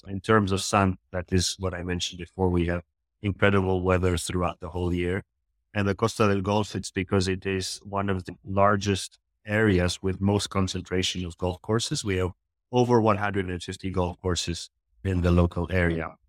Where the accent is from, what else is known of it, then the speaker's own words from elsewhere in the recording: Morocco; also born or lived in Philippines; now in Marbella, Spain; I am actually from the Philippines, but I grew up in Morocco